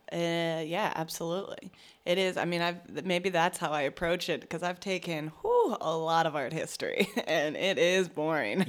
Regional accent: Virginia, United States; I'm from Virginia, and so there's, like, members of my family and people I went to high school

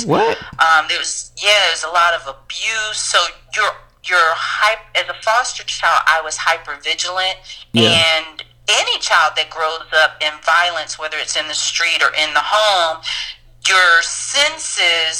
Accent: New York City, New York, United States; I'm from New York City.

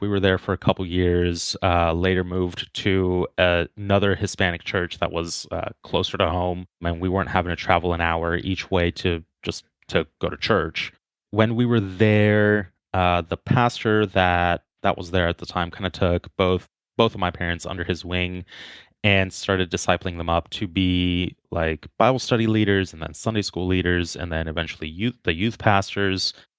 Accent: Guatemala; born there; So yeah, just to start off, I was born in Guatemala. My parents are both Guatemalan.

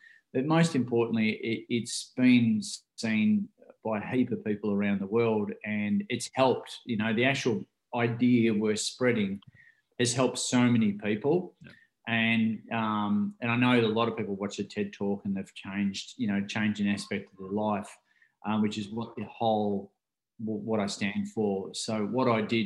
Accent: Ocean Grove, Victoria, Australia; I grew up here in Ocean Grove here in Australia, and which is the southern part of Australia

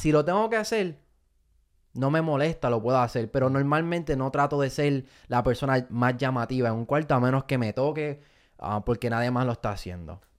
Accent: Fajardo, Puerto Rico; also born or lived in Miami; now in United States; Me montan en un avión y me voy para Fajardo, Puerto Rico

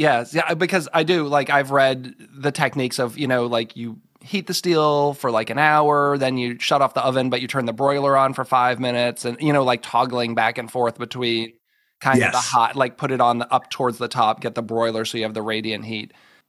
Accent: Massachusetts, United States; growing up in Massachusetts, we only had Greek pizza where I grew up

